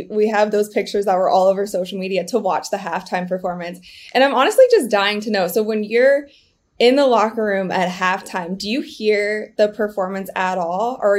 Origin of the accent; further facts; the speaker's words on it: Ohio, United States; moved away; also born or lived in Los Angeles, California; In LA, I lived in LA for 9 years, but I grew up in Ohio.